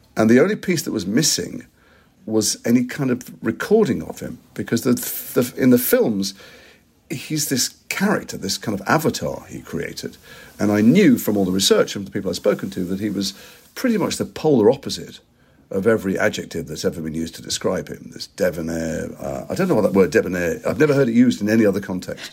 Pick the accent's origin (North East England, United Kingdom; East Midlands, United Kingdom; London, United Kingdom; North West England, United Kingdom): North West England, United Kingdom; Liverpool; I'm from Liverpool